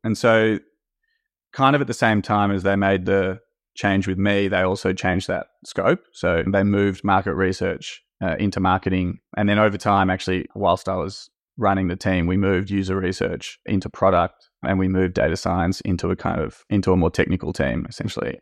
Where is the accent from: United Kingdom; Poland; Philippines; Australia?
Australia; moved away as an adult; now in France; I grew up in Australia and was working in investment banking in Australia in M&A. And then at some point wanted to change, so I moved to France, which is where my dad's from.